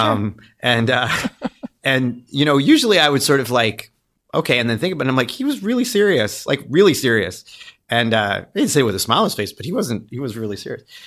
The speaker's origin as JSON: {"language": "English", "town": "Windsor", "region": "Ontario", "country": "Canada", "tie": "born or raised there", "said": "I grew up in Windsor, Ontario."}